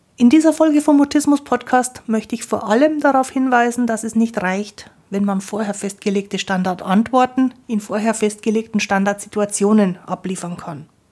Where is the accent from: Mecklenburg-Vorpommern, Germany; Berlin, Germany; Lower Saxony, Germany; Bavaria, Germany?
Bavaria, Germany; Ich bin ja aus Bayern, bei uns sagt man Grüß Gott.